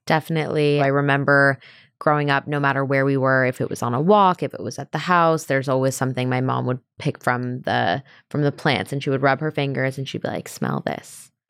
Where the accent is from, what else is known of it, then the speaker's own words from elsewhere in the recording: California, United States; we're from California